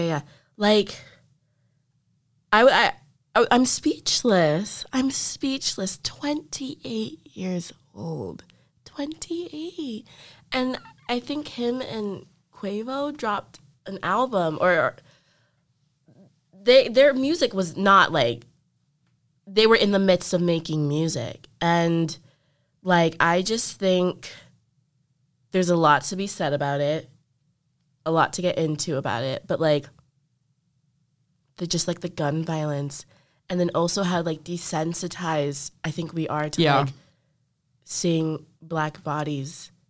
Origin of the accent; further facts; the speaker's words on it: Louisville, Kentucky, United States; But I care because I'm from Louisville.